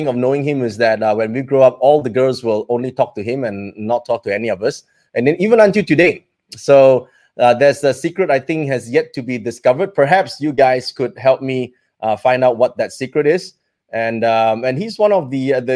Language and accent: English; Malaysia; we grew up here in Malaysia